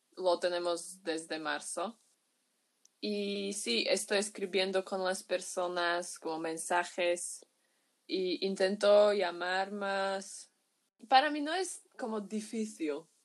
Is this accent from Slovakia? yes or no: yes; Bratislava, Bratislava Region, Slovakia; Spanish is a second language; soy de Eslovaquia, de Bratislava, es la capital de aquí.